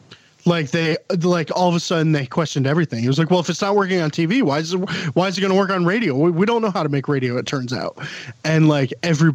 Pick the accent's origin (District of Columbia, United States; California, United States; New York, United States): New York, United States; I'm from Long Island.